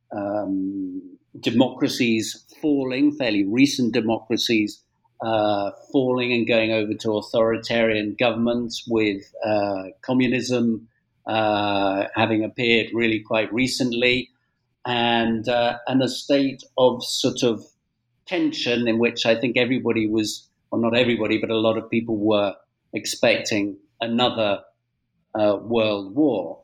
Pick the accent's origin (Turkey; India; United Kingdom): United Kingdom; moved away as an adult; now in Spain; I'm British born